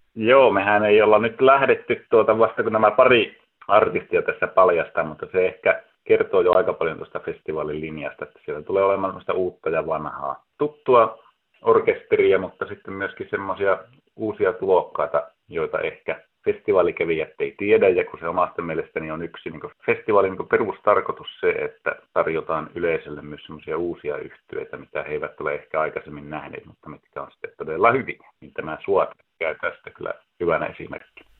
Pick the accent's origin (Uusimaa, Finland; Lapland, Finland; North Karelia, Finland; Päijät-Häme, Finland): Lapland, Finland; Ylitornio; now in Oulu, Finland; Ylitornioltahan kotoisin olen